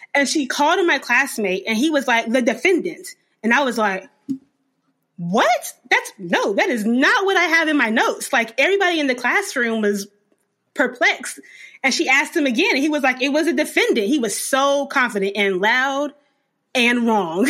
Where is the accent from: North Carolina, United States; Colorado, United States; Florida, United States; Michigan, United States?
North Carolina, United States; also born or lived in Germany; I was born in Germany, but I lived in North Carolina from two, nineteen ninety-four until I left for law school in two thousand fourteen. So I am a North Carolina girl.